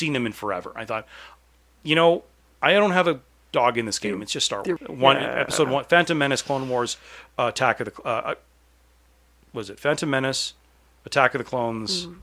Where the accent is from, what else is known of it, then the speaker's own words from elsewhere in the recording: Canada; I'm Canadian